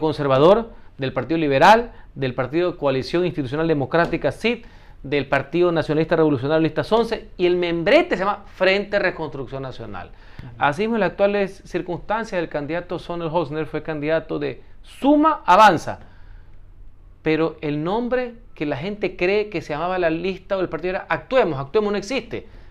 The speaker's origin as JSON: {"language": "Spanish", "town": "Guayaquil", "region": "Guayas", "country": "Ecuador", "said": "soy guayaquileño y tengo algo de calle"}